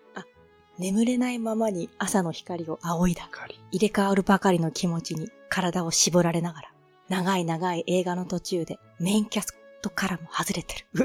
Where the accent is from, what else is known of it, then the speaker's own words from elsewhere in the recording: Tohoku, Japan; 私は、あの、東北の雪国で育った